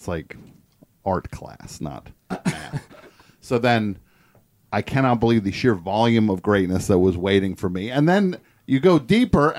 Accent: New Jersey, United States; I'm from New Jersey

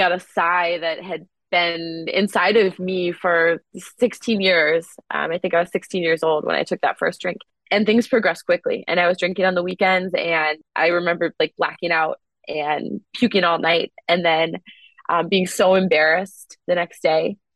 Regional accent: Wisconsin, United States; I grew up in Wisconsin

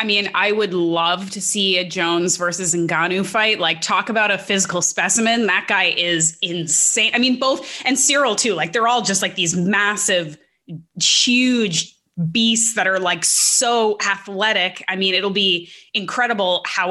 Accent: Canada; being a Canadian

